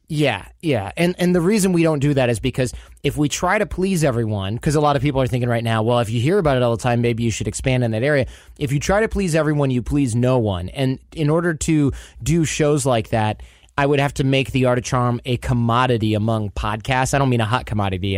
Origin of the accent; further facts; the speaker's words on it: Michigan, United States; I grew up in Michigan